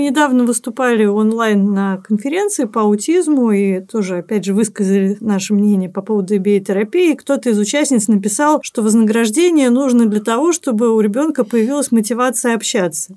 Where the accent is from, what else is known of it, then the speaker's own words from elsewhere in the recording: Saint Petersburg, Russia; мы вместе занимались в детстве в Театре юношеского творчества на Невском проспекте во Дворце пионеров